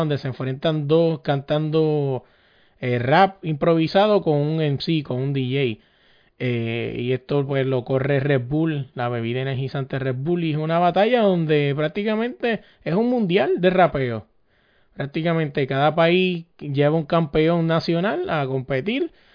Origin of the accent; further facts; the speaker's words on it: Puerto Rico; somos boricua